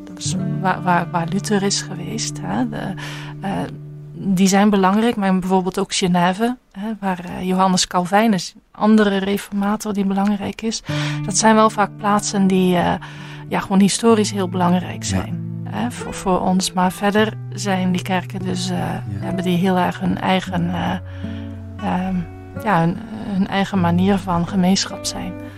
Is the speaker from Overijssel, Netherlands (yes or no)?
no; Zeelandic Flanders, Netherlands; accent: Dutch; moved away as an adult; now in Bruges, Belgium; ik ben Zeeuws-Vlaming, dus ik kom net van over de grens